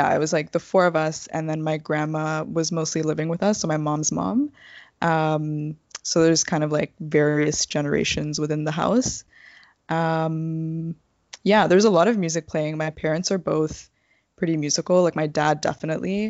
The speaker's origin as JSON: {"language": "English", "town": "Brampton", "region": "Ontario", "country": "Canada", "tie": "born or raised there", "also_born_or_lived": "Scarborough / North York", "said": "I moved to Brampton and lived, like, I grew up there"}